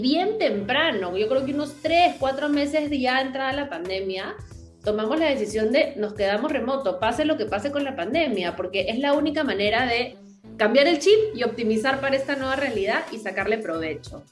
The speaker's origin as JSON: {"language": "Spanish", "country": "Peru", "tie": "born or raised there", "also_born_or_lived": "United States", "moved": "as an adult", "said": "yo soy de acá de Perú, aquí crecí, pero viví como 10 años fuera"}